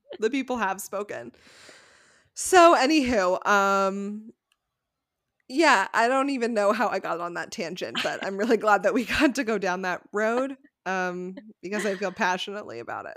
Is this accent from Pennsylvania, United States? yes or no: no; Connecticut, United States; Rebecca and I grew up in Connecticut